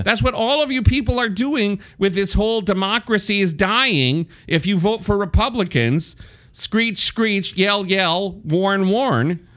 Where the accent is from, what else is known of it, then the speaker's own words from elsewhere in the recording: Wisconsin, United States; I come from purple Wisconsin.